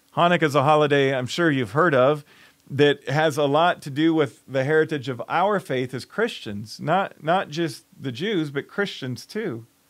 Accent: Chicago, Illinois, United States; moved away as an adult; My hometown is Chicago

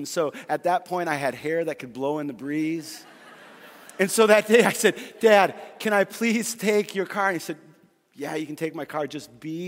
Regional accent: Fargo, North Dakota, United States; I grew up in Fargo, North Dakota

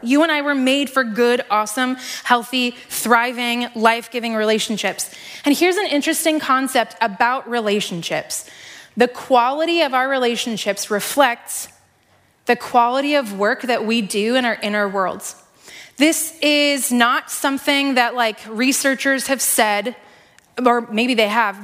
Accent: Iowa, United States; also born or lived in Seattle; I grew up here in Iowa

